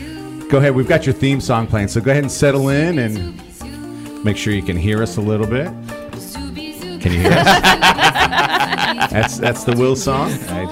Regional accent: New York, United States; I never had it. I'm from New York. We don't use words like TT for that anyway.

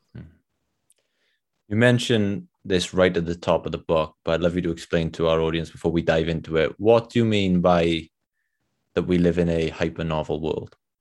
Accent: Wales, United Kingdom; accent: Welsh; my Welsh accent

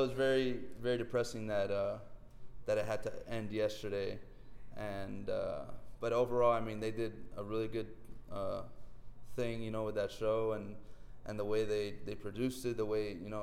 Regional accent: Miami, Florida, United States; staying home and playing for my hometown.

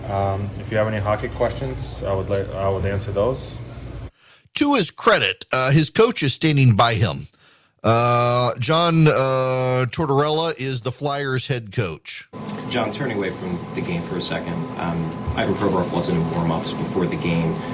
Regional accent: Dubai, United Arab Emirates; I grew up in the Middle East. I can assure you uh, in Dubai growing up, uh, you were expected to be on time

